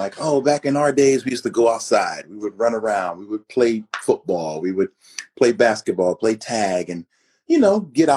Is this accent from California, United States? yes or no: no; Philadelphia, Pennsylvania, United States; moved away as an adult; now in Arizona, United States; born and raised in Philadelphia